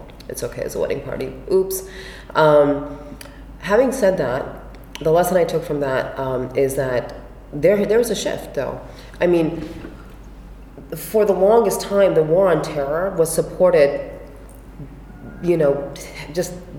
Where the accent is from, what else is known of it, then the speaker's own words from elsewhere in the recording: United States; also born or lived in Pakistan; I grew up in small town America